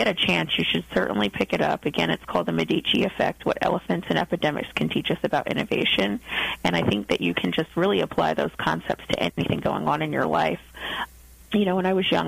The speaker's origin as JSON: {"language": "English", "country": "United States", "said": "my life as an American growing up"}